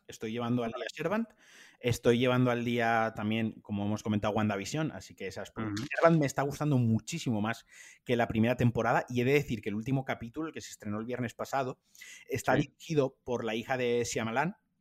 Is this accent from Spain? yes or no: yes; Spain; somos los españoles